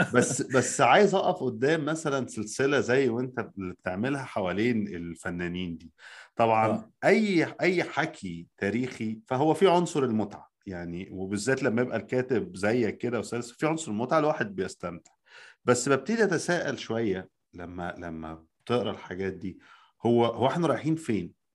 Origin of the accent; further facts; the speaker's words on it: Egypt; now in United States; عندنا في مصر